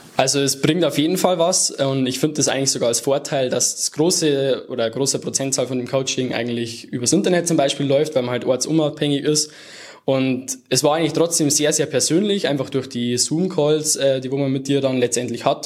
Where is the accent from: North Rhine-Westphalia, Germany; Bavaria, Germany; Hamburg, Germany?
Bavaria, Germany; near Erding; now in Munich, Germany; komme aus der Nähe von Erding